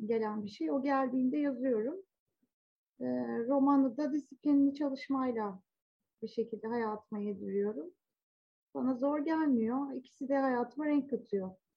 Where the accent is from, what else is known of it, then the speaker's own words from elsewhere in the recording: Zonguldak, Turkey; 70'lerin sonunda ve 80'lerde çocukluk ve daha sonra ergenliğimi geçirdim Zonguldak'ta.